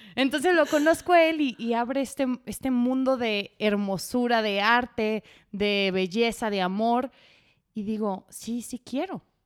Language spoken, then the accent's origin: Spanish; Guadalajara, Jalisco, Mexico; yo soy de Guadalajara, ya lo habíamos establecido, de una familia muy tradicional